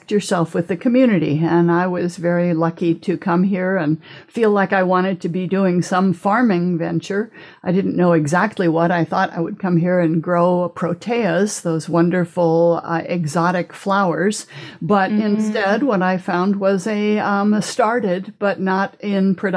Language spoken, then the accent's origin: English; Phoenix, Arizona, United States; moved away as an adult; also born or lived in Stillwater, Oklahoma / Germany / Austria / Flagstaff, Arizona; now in Maui, United States; when I was 3 weeks old, he got a new job in Phoenix. And so they moved to Phoenix